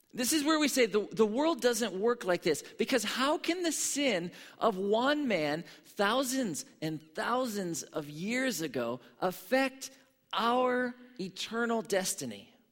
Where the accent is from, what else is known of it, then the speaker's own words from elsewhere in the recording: Pittsburgh, Pennsylvania, United States; I grew up in Pittsburgh, Pennsylvania